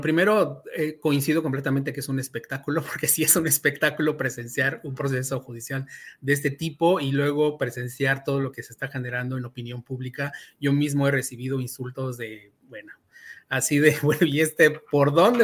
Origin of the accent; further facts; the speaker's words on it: Mexico; como mexicanos